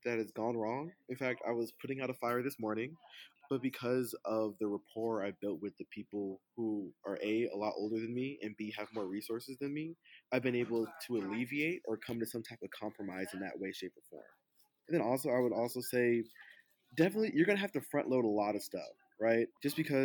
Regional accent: Atlanta, Georgia, United States; my hometown of Atlanta

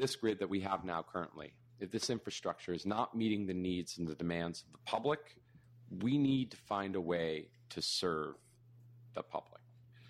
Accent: New York, United States; I'm a New Yorker

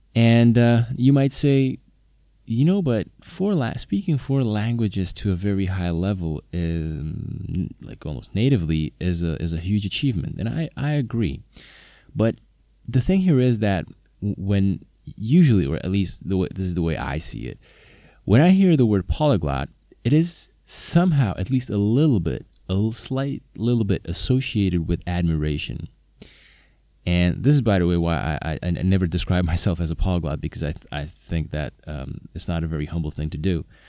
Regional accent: Slovakia; first language Slovak; English is a second language; Slovak is my native language

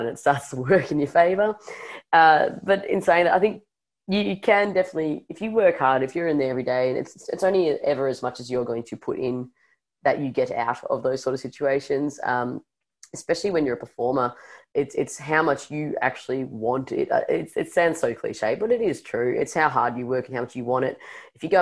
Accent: Melbourne, Victoria, Australia; growing up in Melbourne

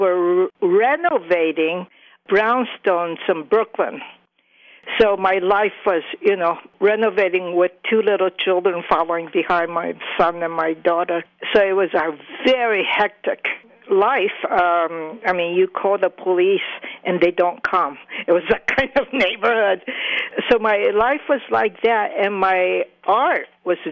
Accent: Kyushu, Japan; moved away; since I'm from Kyushu

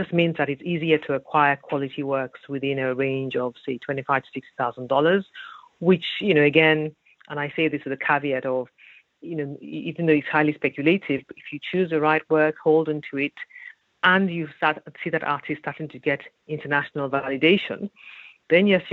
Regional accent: Nigeria; I grew up in Nigeria

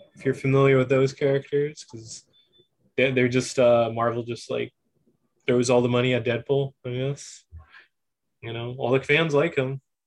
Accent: Whittier, California, United States; Whittier, my hometown.

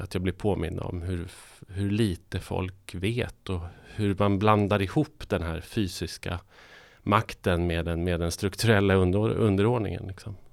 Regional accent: northern Sweden, Sweden; moved away; jag kommer från norra Sverige

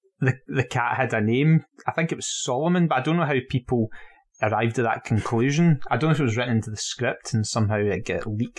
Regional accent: Dunoon, Scotland, United Kingdom; listen, man, I'm from Dunoon.

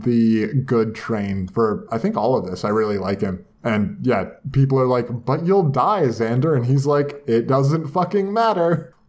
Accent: Canada; As a Canadian

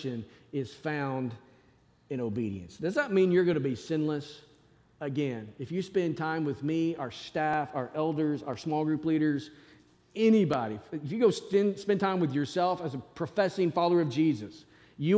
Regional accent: Northwest Arkansas, United States; I grew up in Northwest Arkansas

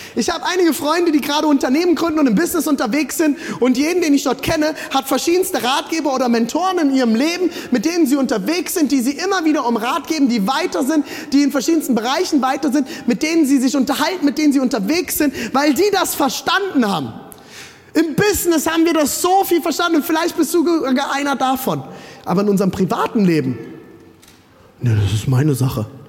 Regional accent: Germany

